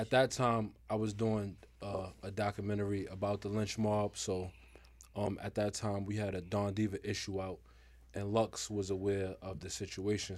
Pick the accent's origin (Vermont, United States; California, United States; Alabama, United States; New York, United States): New York, United States; New York City; I'm from Harlem, man. Represent Harlem